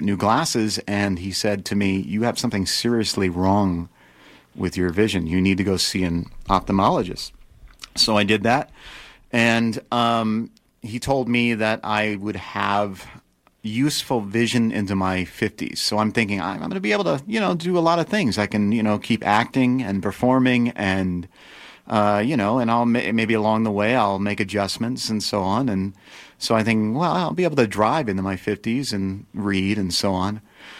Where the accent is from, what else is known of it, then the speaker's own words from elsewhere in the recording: Nevada City, California, United States; also born or lived in Los Gatos; I was born here in Nevada City, and I grew up here until I was 10 years old, and then I moved away, and then moved back and forth across the country, and then ended up in Los Gatos, California. And I went to high school there